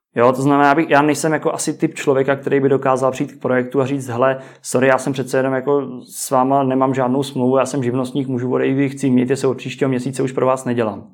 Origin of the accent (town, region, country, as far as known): Czechia